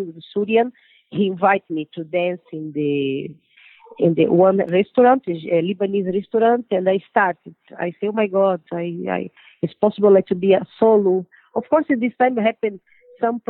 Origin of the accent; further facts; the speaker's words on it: São Paulo, Brazil; English is a second language; I'm from São Paulo.